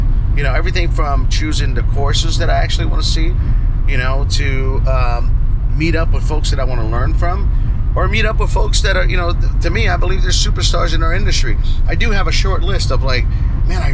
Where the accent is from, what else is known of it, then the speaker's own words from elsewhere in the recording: Orlando, Florida, United States; moved away; it's going to be in my hometown. It's going to be in our hometown